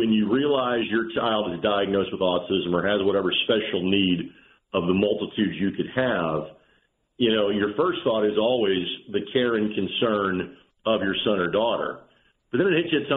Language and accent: English; Lanesville, Indiana, United States; born or raised there